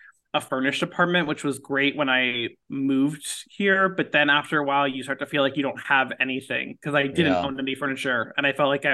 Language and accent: English; Beverly Hills, California, United States; moved away as an adult; also born or lived in Los Angeles; now in New York City, United States; I grew up in Beverly Hills